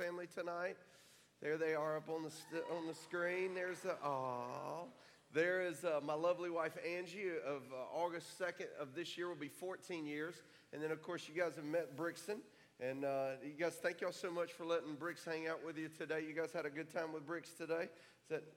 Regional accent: Orlando, Florida, United States; also born or lived in Melbourne, Florida / Kissimmee, Florida; I was born in Florida

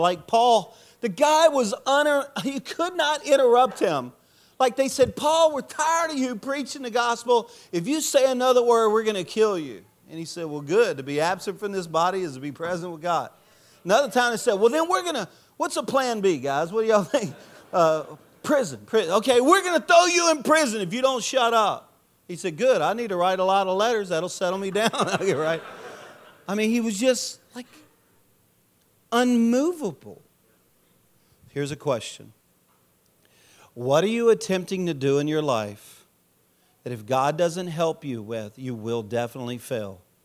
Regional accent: Louisiana, United States; I'm a Cajun from Louisiana

